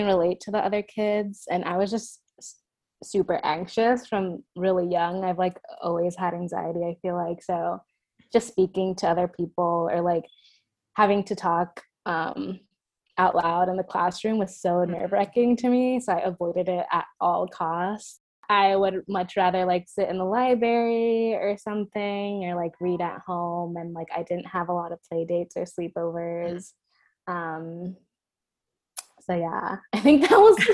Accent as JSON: {"language": "English", "town": "New York City", "region": "New York", "country": "United States", "tie": "born or raised there", "also_born_or_lived": "Spanish Harlem, New York / Burlington, Vermont", "said": "Born and raised in New York. I was going to say born in the Bronx, but no, I was born in Spanish Harlem. But raised in the Bronx"}